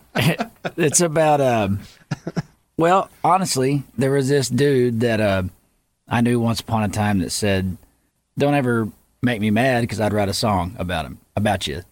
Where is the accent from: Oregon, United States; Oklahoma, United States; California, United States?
Oklahoma, United States; Yukon; moved away; I moved away from Yukon, Oklahoma and I came back